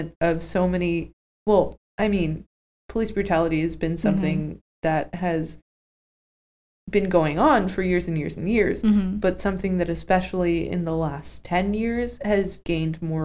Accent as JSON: {"language": "English", "region": "Northern California", "country": "United States", "tie": "born or raised there", "said": "I grew up in Northern California"}